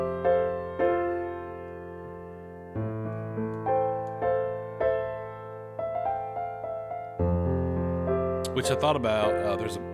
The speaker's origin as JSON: {"language": "English", "region": "the South", "country": "United States", "tie": "born or raised there", "said": "growing up in the South"}